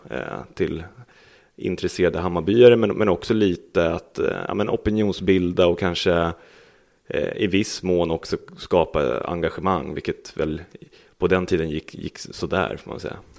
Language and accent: Swedish; Stockholm, Stockholm County, Sweden; also born or lived in Kungsholmen, Stockholm / Vällingby, Stockholm; Jag är född här på Bohusgatan strax bakom där vi sitter